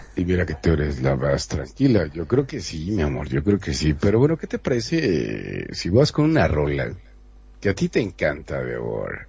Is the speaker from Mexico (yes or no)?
yes; Mexico; como mexicano